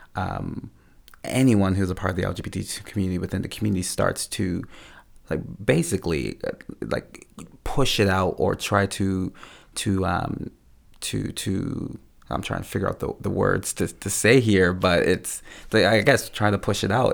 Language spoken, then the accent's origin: English; Bermuda; now in Canada; growing up in Bermuda, before I came to Canada